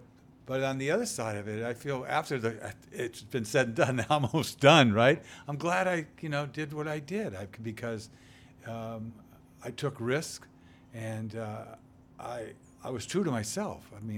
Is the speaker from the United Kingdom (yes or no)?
no; Boston, Massachusetts, United States; It's like, hey, you know, I'm a New Englander, man. You know, and I'm a Bostonian.